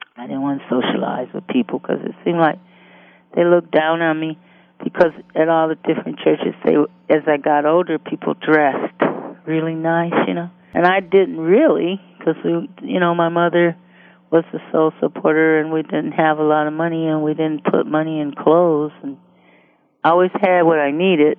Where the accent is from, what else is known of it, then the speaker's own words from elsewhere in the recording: Detroit, Michigan, United States; grew up in Detroit, Michigan, and I was born in 1950